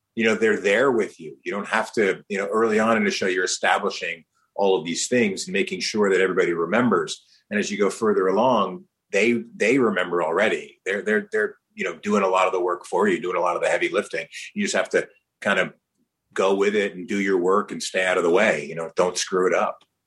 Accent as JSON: {"language": "English", "region": "New Jersey", "country": "United States", "tie": "born or raised there", "also_born_or_lived": "New York", "said": "I was born in New York raised in New Jersey"}